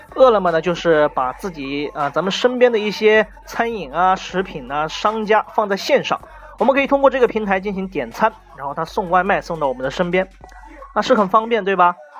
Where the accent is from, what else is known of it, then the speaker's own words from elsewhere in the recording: China; 我们中国人